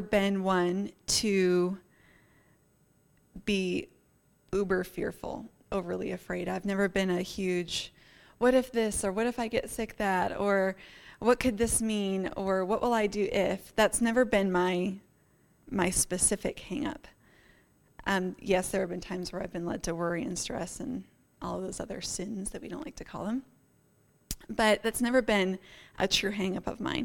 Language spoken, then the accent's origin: English; Northeast, United States; now in Colorado, United States; I grew up in the Northeast, so we're quite familiar with, you know, blizzards and nor'easters and squalls